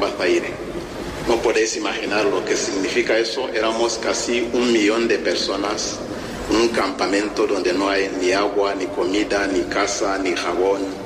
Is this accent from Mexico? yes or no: no; Rwanda; Spanish is a second language; moved away as an adult; also born or lived in Democratic Republic of the Congo / Central African Republic / Spain; ser sacerdote en mi país, Ruanda